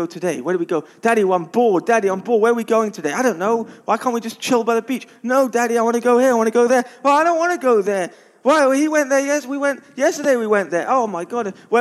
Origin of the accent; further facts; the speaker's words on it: London, United Kingdom; I'm from London